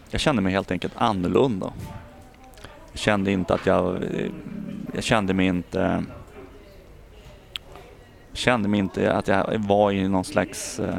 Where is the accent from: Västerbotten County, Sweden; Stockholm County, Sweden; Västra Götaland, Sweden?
Västerbotten County, Sweden; Umeå; född och uppvuxen här i Umeå.